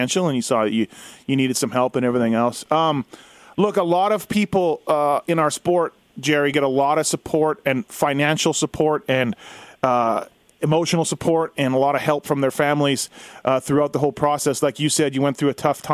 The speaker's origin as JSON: {"language": "English", "region": "Manitoba", "country": "Canada", "tie": "born or raised there", "said": "I'm from Manitoba, grew up, born and raised"}